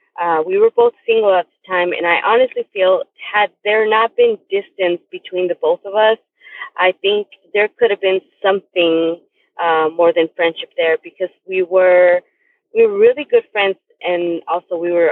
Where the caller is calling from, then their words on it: Tucson, Arizona, United States; I am calling in from Tucson, Arizona.